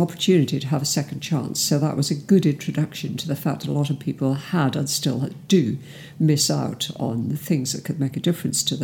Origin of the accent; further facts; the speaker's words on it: Cardiff, Wales, United Kingdom; moved away as an adult; also born or lived in Bristol; I'm from South Wales, from Cardiff. And I escaped from Cardiff at 18